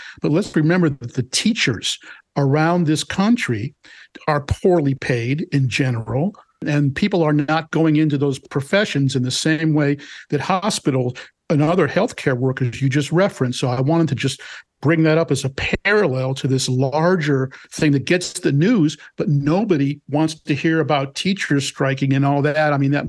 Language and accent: English; United States; I'm an American.